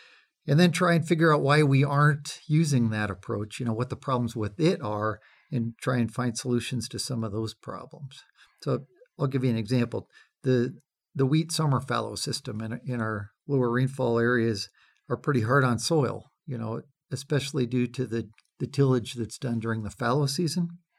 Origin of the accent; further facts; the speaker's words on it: Washington, United States; I grew up farming in Western Washington as a kid.